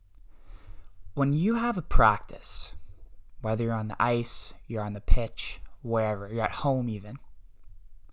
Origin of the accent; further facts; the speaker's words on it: Bolton, Ontario, Canada; I'm from Bolton, Ontario, Canada